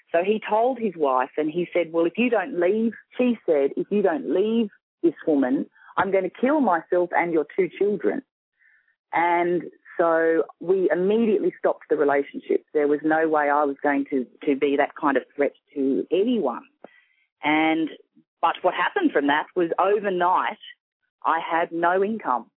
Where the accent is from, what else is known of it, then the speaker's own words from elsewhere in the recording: Sydney, New South Wales, Australia; I'm from Sydney, Australia